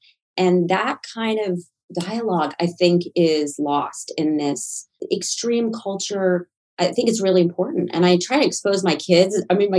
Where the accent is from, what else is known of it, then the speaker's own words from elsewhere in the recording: Southern US, United States; I think it actually helped me growing up in the South